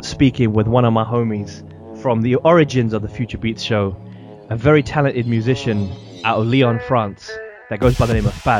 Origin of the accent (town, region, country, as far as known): London, United Kingdom; born or raised there